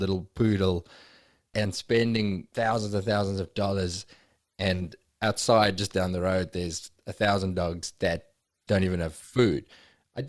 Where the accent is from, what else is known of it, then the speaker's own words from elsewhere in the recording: South Africa; growing up in South Africa